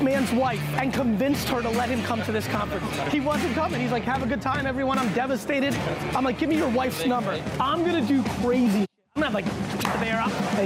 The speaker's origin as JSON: {"language": "English", "town": "Edison", "region": "New Jersey", "country": "United States", "tie": "born or raised there", "also_born_or_lived": "Soviet Union", "said": "I'm an immigrant that was born in the Soviet Union. I grew up in New Jersey"}